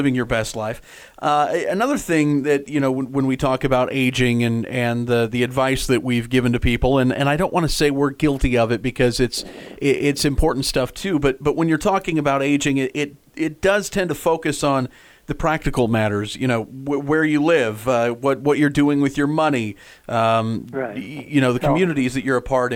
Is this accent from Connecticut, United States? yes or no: no; Nebraska, United States; moved away as an adult; now in Dallas, United States; I grew up in Nebraska, and I live in Dallas, Texas now